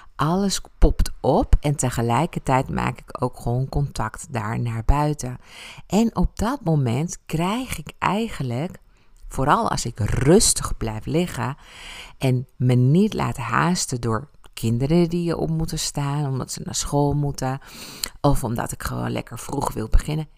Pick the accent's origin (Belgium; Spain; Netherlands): Spain; Ibiza, Balearic Islands; moved away; mijn jeugd op Ibiza